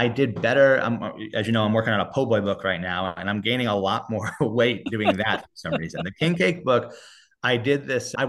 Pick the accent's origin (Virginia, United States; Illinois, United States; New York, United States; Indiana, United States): New York, United States; moved away as an adult; now in New Orleans, United States; I'm a New Yorker originally.